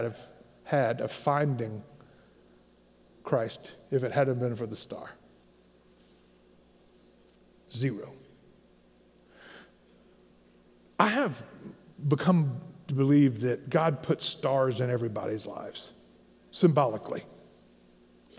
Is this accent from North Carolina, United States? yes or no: no; Tennessee, United States; I grew up in Tennessee